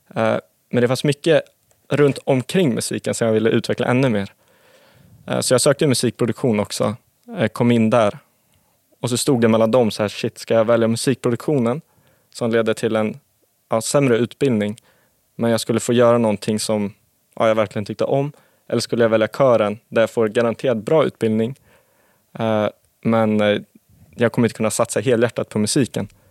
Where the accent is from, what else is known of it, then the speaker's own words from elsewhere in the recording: Sundbyberg, Stockholm County, Sweden; jag är uppvuxen i Sundbyberg